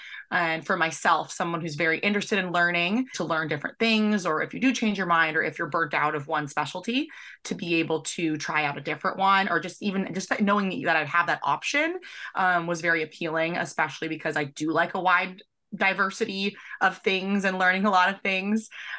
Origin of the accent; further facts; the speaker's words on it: Seattle, Washington, United States; I am originally from the Seattle area of Washington